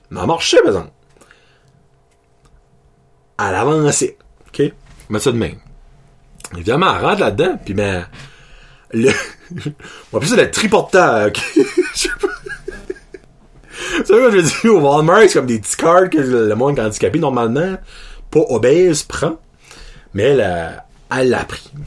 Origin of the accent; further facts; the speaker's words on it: New Brunswick, Canada; ben moi, je suis originaire de la péninsule, je suis originaire de l'Acadie.